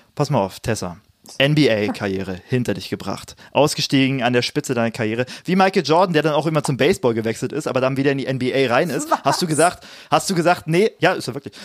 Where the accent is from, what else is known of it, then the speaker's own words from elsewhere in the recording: Cottbus, Brandenburg, Germany; moved away as an adult; also born or lived in Jena; über Cottbus ja. zu hören, über meine Heimat zu hören